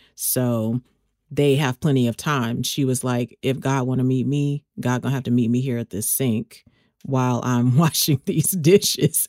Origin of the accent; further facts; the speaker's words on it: Texas, United States; moved away; you and I both have Texas roots